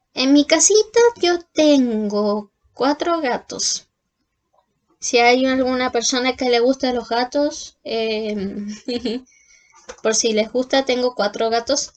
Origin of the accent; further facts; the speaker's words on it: Hualpén, Biobío, Chile; nací en Concepción, en particularmente en Walpen